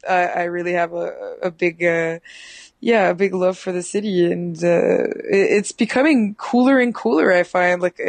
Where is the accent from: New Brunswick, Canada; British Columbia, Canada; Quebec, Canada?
New Brunswick, Canada; Rogersville; first language French; English is a second language; also born or lived in Moncton, Canada; now in Montreal, Canada; I live in Montreal, but I'm from New Brunswick, so I spend a lot of time in Moncton and in Rogersville, my hometown